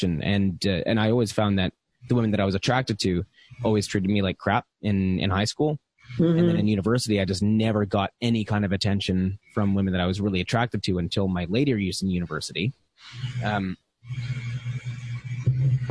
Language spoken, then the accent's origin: English; Canada; I am a Canadian veteran